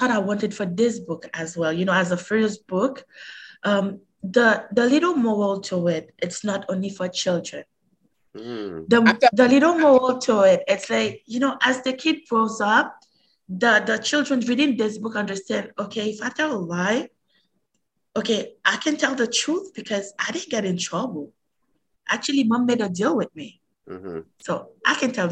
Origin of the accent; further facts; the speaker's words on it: Haiti; also born or lived in Montreal, Canada; now in Canada; I was born and raised in Haiti